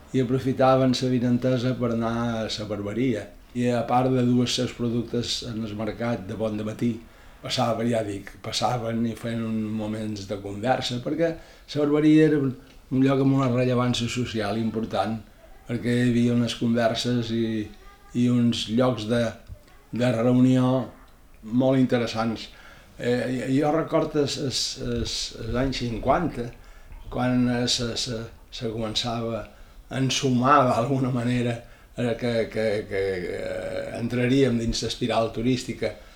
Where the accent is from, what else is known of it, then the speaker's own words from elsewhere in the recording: Ibiza, Balearic Islands, Spain; Vaig néixer a Eivissa, a Vila, el 3 de juliol de 1943